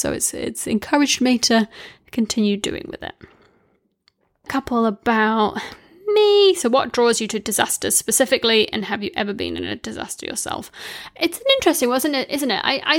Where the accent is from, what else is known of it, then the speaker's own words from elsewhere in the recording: New Zealand; now in United Kingdom; I moved from New Zealand to the UK, and I originally got into podcasts because I could listen to New Zealand radio shows through the podcast app. So that was like a bit of nostalgia from home.